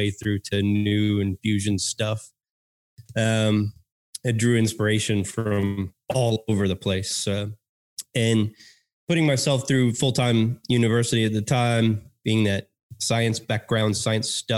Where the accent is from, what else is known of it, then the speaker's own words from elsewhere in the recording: Texas, United States; accent: American; born and raised in Texas, grew up with that slow cooked meat